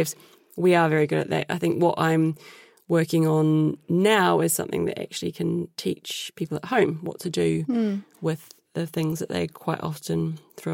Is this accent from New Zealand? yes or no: yes; New Zealand; moved away; my background from growing up in New Zealand